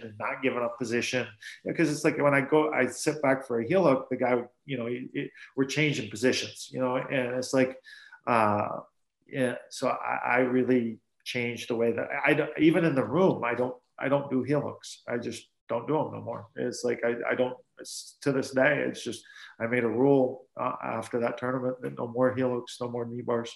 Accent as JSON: {"language": "English", "region": "South Dakota", "country": "United States", "said": "I'm from South Dakota"}